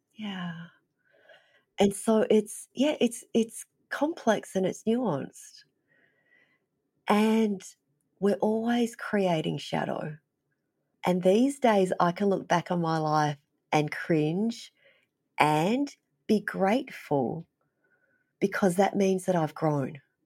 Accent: Melbourne, Victoria, Australia; moved away as an adult; also born or lived in Vietnam; now in Fairbanks, United States; I was raised in Melbourne, it was a big city

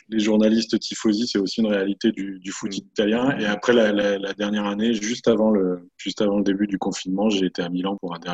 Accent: Paris, Île-de-France, France; quand on vient de Paris, même si le PSG a pris une, dimension euh, considérable ces dernières années

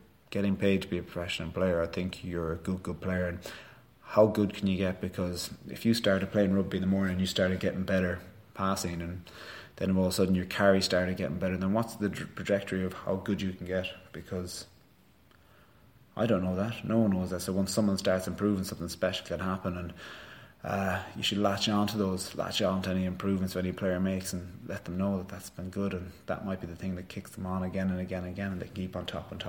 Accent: Galway, Connacht, Ireland; I'm from Galway, I'm from Connacht

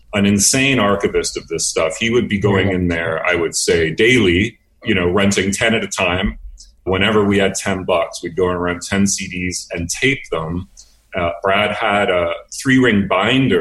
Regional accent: Winnipeg, Manitoba, Canada; moved away as an adult; now in Montreal, Canada; I'm from Winnipeg originally. I moved here in 88 to Montreal

